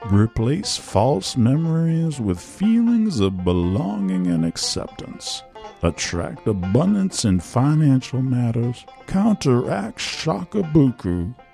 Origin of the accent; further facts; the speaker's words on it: Washington, United States; In my home state of Washington